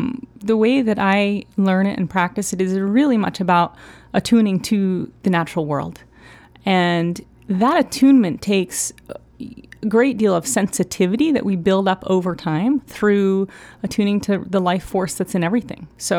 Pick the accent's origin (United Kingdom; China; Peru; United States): United States; Down East, Maine; now in Portland, United States; I grew up in Down East Maine. So I always grew up in a wild landscape.